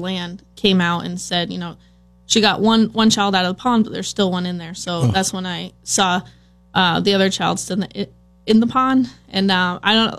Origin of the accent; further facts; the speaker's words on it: Milton, Vermont, United States; I grew up in Milton.